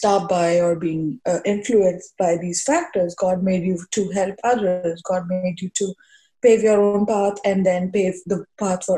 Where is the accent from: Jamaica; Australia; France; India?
India; moved away as an adult; now in New York, United States; I was growing up in India